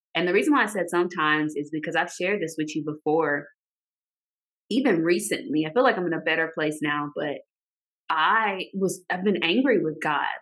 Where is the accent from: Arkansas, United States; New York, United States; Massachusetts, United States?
Arkansas, United States; moved away as an adult; now in Georgia, United States; we both live in Georgia, but I'm from Arkansas.